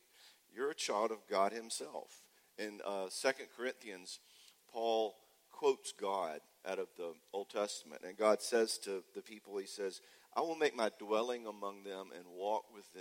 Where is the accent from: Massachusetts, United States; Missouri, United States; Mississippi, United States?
Mississippi, United States; Jackson; I'm from Jackson, Mississippi